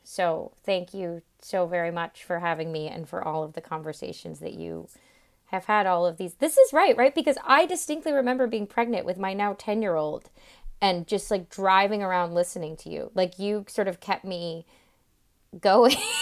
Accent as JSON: {"language": "English", "region": "Florida", "country": "United States", "tie": "born or raised there", "said": "I'm from Florida"}